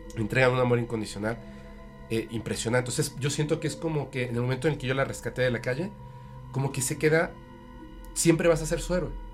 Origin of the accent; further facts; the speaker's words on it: Mexico City, Mexico; now in Mérida, Mexico; pero soy de la Ciudad de México. O sea, de hecho no nací en la Ciudad de México, pero me crié, o sea, esa parte de mi infancia